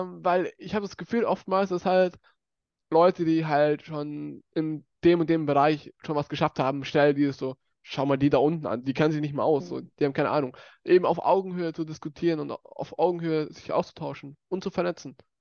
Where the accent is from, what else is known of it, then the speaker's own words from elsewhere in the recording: Bavaria, Germany; accent: Bavarian; mich voll deutsch fühle und auch hier geboren und aufgewachsen bin